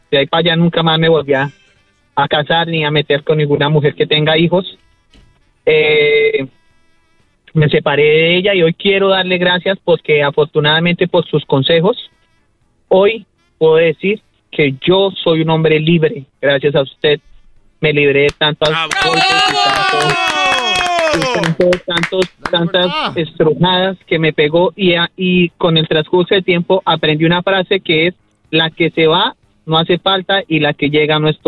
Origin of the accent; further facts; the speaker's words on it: Colombia; soy colombiano, soy colombiano, soy colombiano